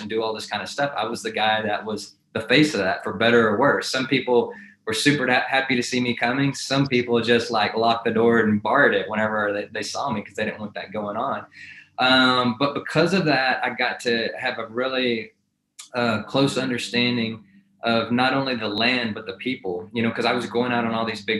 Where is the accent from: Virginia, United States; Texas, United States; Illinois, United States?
Texas, United States; now in Amarillo, United States; I grew up in Texas